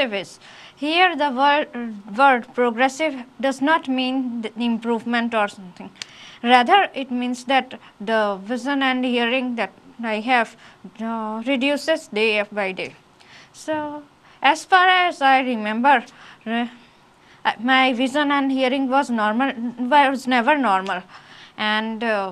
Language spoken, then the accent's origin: English; Ahmedabad, Gujarat, India; I am from Ahmedabad